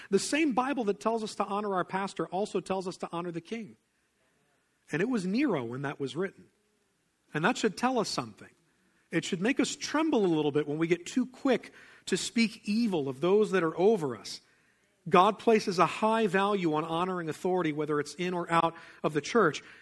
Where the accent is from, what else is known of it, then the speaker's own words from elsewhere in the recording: Pennsylvania, United States; I didn't grow up in the South. I grew up in Pennsylvania